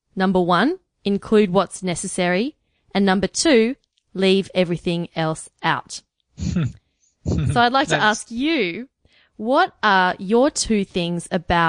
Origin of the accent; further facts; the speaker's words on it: Australia; As an Australian, we love Canadians.